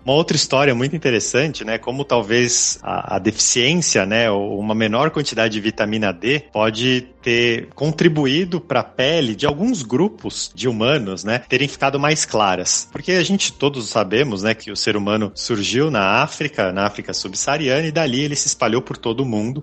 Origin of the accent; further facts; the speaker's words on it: Brazil; a gente como brasileiro